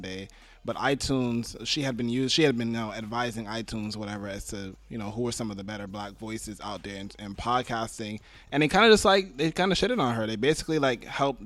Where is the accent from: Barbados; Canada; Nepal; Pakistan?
Barbados; I'm from Barbados